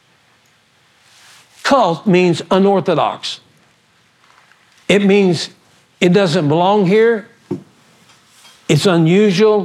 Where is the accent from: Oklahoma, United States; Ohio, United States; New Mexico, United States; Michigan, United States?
Oklahoma, United States; also born or lived in Odessa, Texas; I was born in Odessa, Texas. And I was born there, and we went back because my father was in the oil field, and we moved back, and I finally migrated to Oklahoma when I was about 9 or 8, and so stayed there